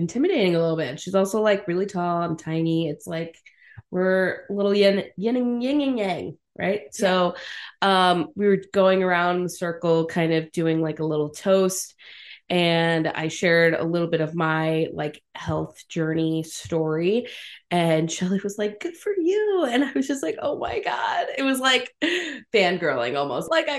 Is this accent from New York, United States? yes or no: yes; Long Island, New York, United States; I'm from Long Island